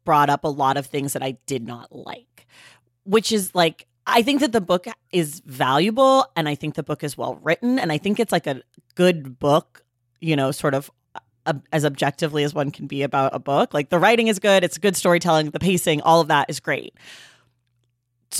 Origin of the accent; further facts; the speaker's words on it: Bay Area, California, United States; I grew up in the Bay Area, lots of Filipino people